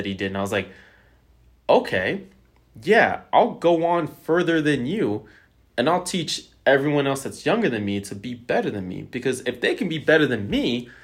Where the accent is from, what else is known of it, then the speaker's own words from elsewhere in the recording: Bay Area, California, United States; I grew up in the suburbs. Like, yeah, I'm from the Bay Area.